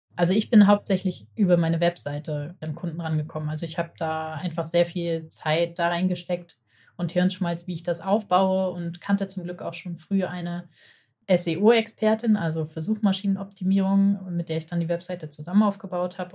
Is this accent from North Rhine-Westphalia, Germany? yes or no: no; Hamburg, Germany; ich bin Hamburger